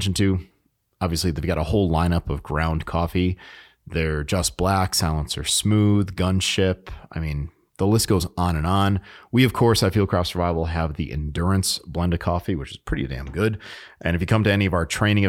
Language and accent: English; New England, United States; moved away; I was born in New England